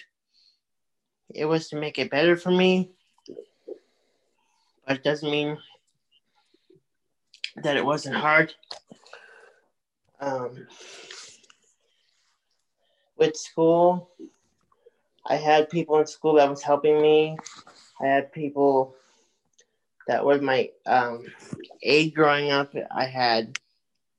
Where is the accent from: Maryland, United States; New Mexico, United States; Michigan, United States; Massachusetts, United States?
Massachusetts, United States; Sedgwick; I grew up in Sedgwick, Mass